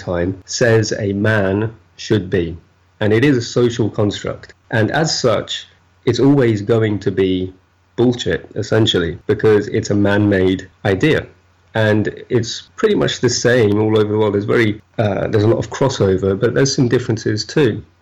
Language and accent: English; United Kingdom